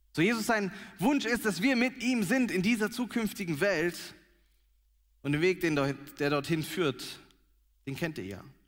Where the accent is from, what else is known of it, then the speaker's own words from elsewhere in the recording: Germany; wir Deutschen, wir lieben unser Zuhause